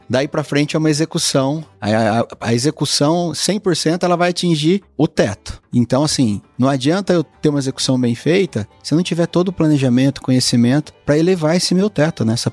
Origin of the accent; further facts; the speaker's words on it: Santa Cruz do Rio Pardo, São Paulo, Brazil; also born or lived in Mato Grosso / Goiânia; now in São Paulo, Brazil; eu sou de Santa Cruz do Rio Pardo, interior de São Paulo. Estudei na UEL